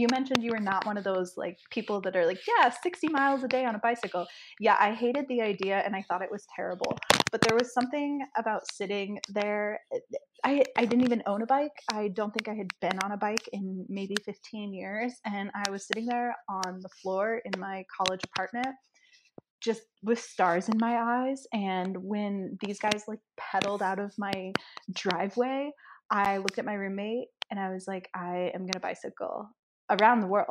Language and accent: English; Nebraska, United States; I grew up in Nebraska, so it's a small town, and I grew up on a farm